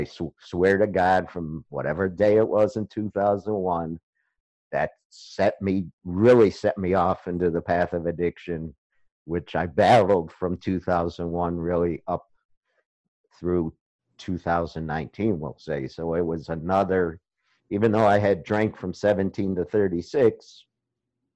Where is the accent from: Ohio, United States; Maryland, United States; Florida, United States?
Ohio, United States; Beachwood; moved away; I was born and raised in Cleveland, Ohio. And as you know, I grew up in a suburb called Beechwood